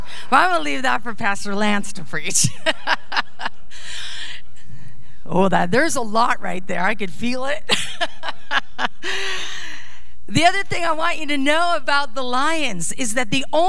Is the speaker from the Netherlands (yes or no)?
yes; Netherlands; moved away; I was born in the Netherlands